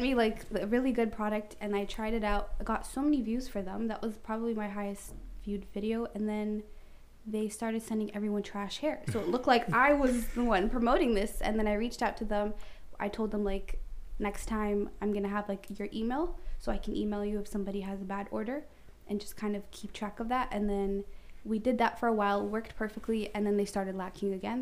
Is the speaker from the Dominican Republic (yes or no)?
no; Canada; I'm Canadian